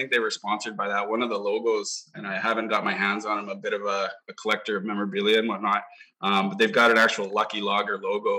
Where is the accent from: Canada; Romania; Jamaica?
Canada; Lower Mainland, British Columbia; also born or lived in Edmonton, Alberta / Nanaimo, British Columbia; No, I'm an Edmonton boy originally. I only lived there a few years, but I got a lot of family back there. Grew up in the Lower Mainland and came to Nanaimo when I was about 12 years old.